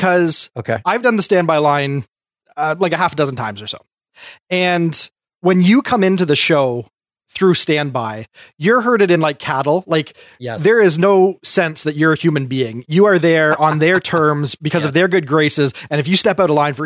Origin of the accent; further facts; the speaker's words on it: Canada; I'm a Canadian.